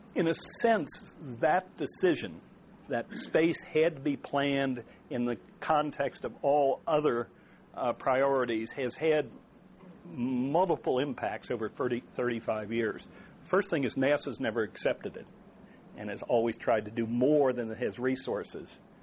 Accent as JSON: {"language": "English", "region": "Maryland", "country": "United States", "said": "it's my home state."}